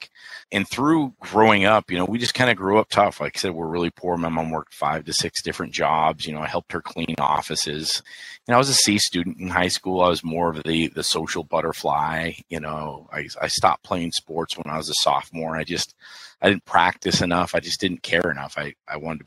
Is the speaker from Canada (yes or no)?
no; Billings, Montana, United States; now in Peoria, Arizona, United States; I'm a Montana kid. I grew up in Billings, Montana.